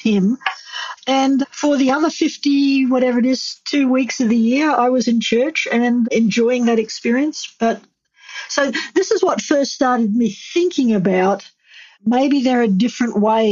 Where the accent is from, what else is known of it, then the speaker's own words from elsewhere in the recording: Australia; moved away as an adult; I'm from Australia